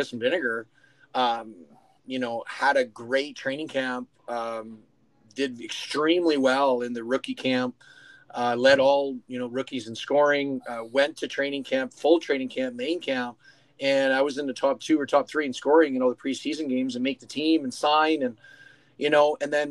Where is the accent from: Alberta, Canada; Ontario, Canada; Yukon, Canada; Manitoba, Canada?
Ontario, Canada; Sault Ste. Marie; play for my hometown as a 15-year-old